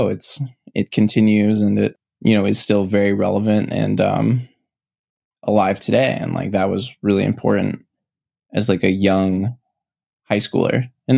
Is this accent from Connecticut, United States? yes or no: yes; Connecticut, United States; So I'm from Connecticut. I live in a small town called Darien.